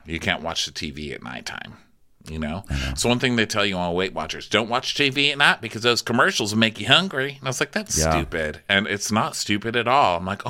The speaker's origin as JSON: {"language": "English", "town": "New York City", "region": "New York", "country": "United States", "said": "I'm from New York City. All right. And there's horns everywhere."}